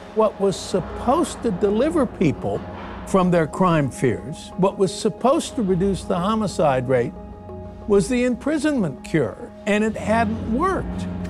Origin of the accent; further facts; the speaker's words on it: Los Angeles, California, United States; I grew up in Los Angeles